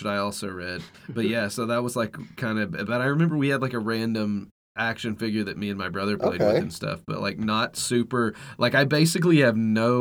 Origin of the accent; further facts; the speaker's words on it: Oklahoma, United States; we grew up in Oklahoma